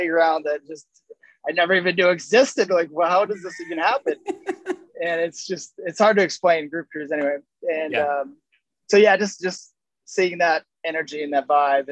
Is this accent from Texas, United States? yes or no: no; Grand Rapids, Michigan, United States; Growing up in Grand Rapids